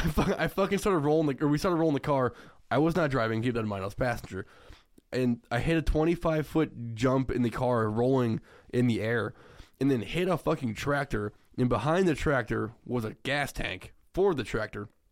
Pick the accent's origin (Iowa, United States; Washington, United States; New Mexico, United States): Iowa, United States; also born or lived in Cedar Rapids, Iowa; I moved, like, to Cedar Rapids, which is thirty-five minutes away from my hometown.